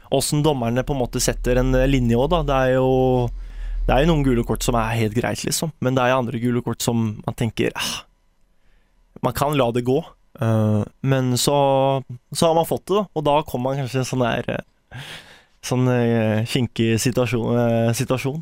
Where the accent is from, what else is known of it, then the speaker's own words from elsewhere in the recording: Porsgrunn, Telemark, Norway; moved away; Man hadde fantastisk oppvekst her på vestsida